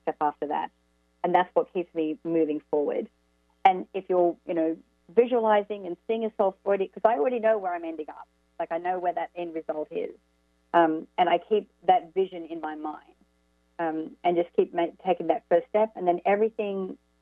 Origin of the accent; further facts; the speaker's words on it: Orange, New South Wales, Australia; moved away as an adult; also born or lived in Sydney; Orange is my hometown.